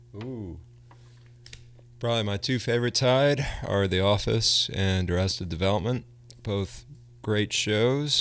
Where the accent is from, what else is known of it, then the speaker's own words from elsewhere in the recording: Bucks County, Pennsylvania, United States; growing up in Bucks County, um, it was all filmed there, and I grew up across the street from a cornfield